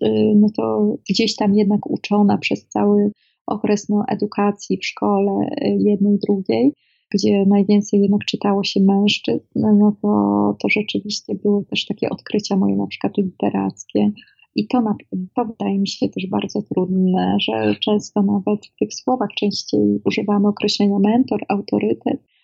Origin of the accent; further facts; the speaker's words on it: Szczecinek, West Pomeranian Voivodeship, Poland; Ja jestem, pochodzę z małego miasteczka ze Szczecinka, województwie zachodniopomorskim